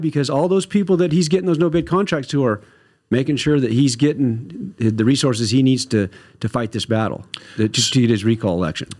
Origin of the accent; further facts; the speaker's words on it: Northern California, United States; I'm from the North State, and I'm a Republican